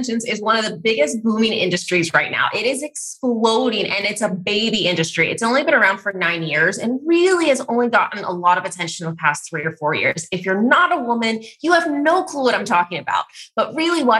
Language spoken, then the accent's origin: English; California, United States; I was from California